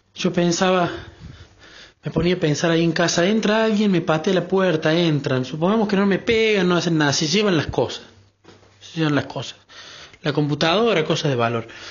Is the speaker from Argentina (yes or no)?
yes; Córdoba, Argentina; de Córdoba, Argentina